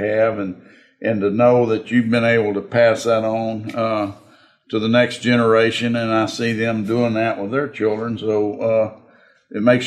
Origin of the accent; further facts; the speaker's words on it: Alvin, Texas, United States; also born or lived in Refugio, Texas / Woodsboro, Texas; I was born in Refugio because that's where the county hospital was. And then he worked for the old Stanley Oil Company and was transferred up to Alvin